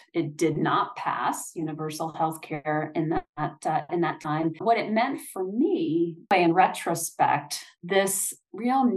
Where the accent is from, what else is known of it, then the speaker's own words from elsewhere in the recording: Michigan, United States; I grew up in Michigan